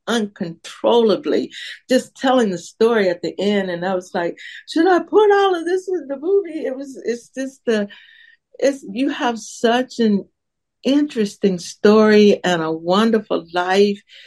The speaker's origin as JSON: {"language": "English", "town": "Mobile", "region": "Alabama", "country": "United States", "moved": "yes", "lives_now": "Atlanta, United States", "said": "I'm from Mobile, Alabama"}